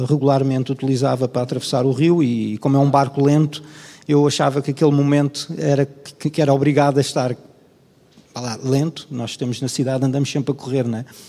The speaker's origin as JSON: {"language": "Portuguese", "country": "Portugal", "tie": "born or raised there"}